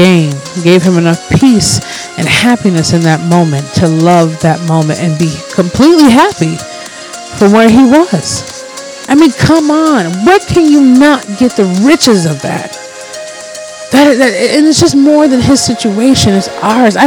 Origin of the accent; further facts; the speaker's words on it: Minnesota, United States; also born or lived in Detroit, Michigan; I've been here for massively 90% of my life, and I'm a Minnesotan